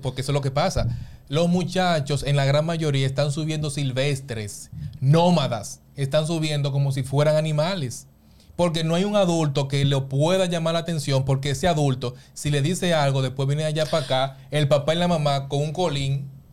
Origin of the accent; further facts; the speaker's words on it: San Pedro de Macorís, Dominican Republic; Nosotros que somos de San Pedro de Macorís